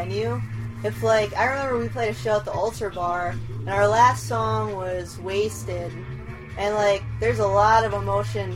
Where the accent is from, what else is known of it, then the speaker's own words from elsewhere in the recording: Newville, Pennsylvania, United States; I'm originally from a little town called Newville, Pennsylvania